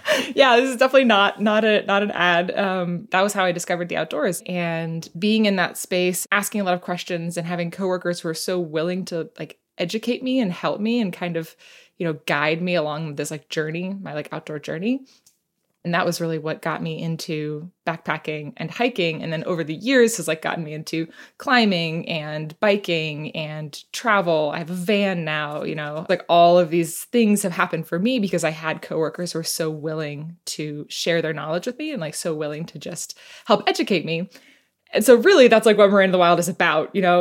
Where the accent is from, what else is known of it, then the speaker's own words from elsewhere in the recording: United States; moved away as an adult; also born or lived in New York City; now in Seattle, United States; I was born and raised right outside Washington, D C